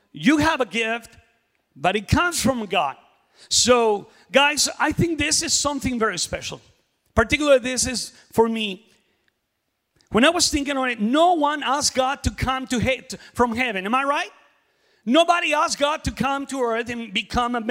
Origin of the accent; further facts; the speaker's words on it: Mexico; now in Oklahoma City, United States; I am from Mexico